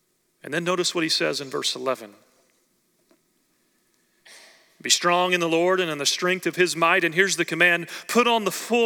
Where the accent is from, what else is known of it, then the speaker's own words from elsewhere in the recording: Oklahoma, United States; growing up in Oklahoma, I grew up going to watch the Oklahoma State Cowboys wrestle